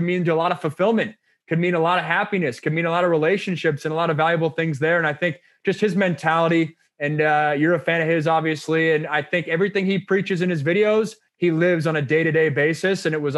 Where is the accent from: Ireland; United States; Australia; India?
United States; Sammamish, Washington; moved away as an adult; also born or lived in Pittsburgh, Pennsylvania / New York; now in Los Angeles, United States; I grew up in Seattle, went to school